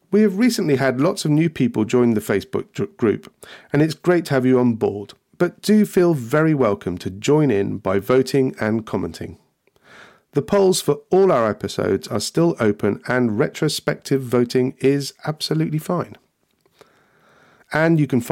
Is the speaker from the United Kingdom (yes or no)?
yes; United Kingdom; us poor Brits wouldn't get the word humour